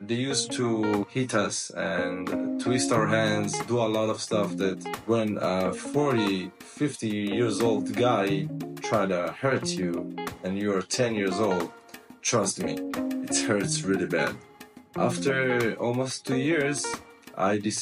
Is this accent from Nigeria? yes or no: no; Israel; moved away as an adult; also born or lived in United States / Thailand; now in Philippines; I'm from Israel